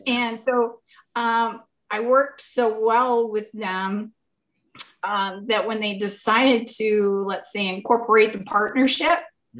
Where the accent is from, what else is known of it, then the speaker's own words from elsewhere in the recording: Maine, United States; now in Montrose, Pennsylvania, United States; I grew up 45 minutes from Stephen King. I'm from Maine.